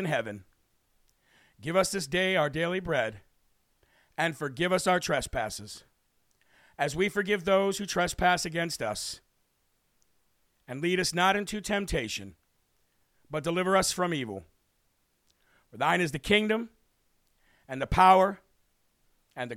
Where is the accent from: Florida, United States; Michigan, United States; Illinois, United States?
Illinois, United States; My home state of Illinois